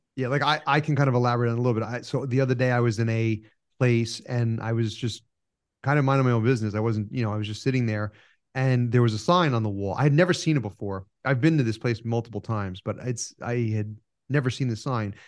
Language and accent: English; New York, United States; I was just born inconveniently in the North